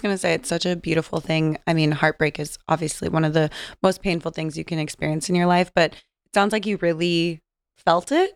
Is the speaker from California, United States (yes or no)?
yes; San Diego, California, United States; I'm from San Diego, so driving up from Southern California